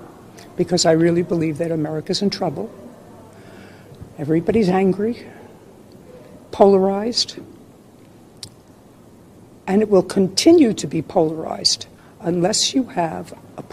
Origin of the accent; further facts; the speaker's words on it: New York City, New York, United States; I was born in Brooklyn, so I have Brooklyn street smarts.